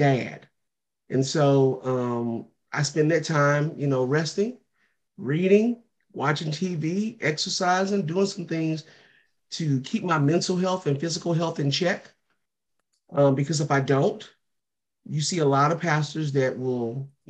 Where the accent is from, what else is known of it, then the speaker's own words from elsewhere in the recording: St. Louis, Missouri, United States; moved away; I'm from St. Louis